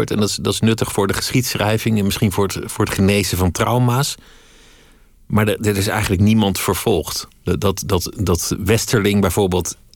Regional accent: Paris, Île-de-France, France; born there; Maar wat ik in de inleiding zei, geboren in Parijs, Fransman van geboorte.

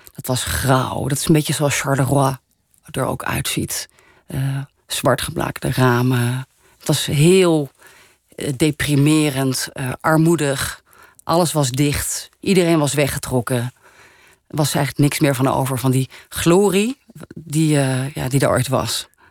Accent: Netherlands; Dus in Frankrijk ben ik een Nederlander. In Nederland ben ik dan, oh, dat half Franse meisje

